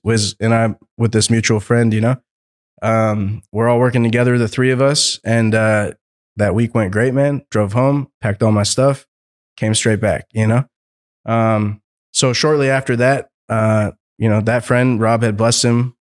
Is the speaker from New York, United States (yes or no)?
no; Seattle, Washington, United States; moved away as an adult; I'm from Seattle originally, right? So born and raised in Seattle